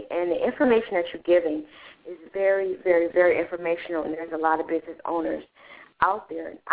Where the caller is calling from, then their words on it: Detroit, Michigan, United States; from the Detroit area.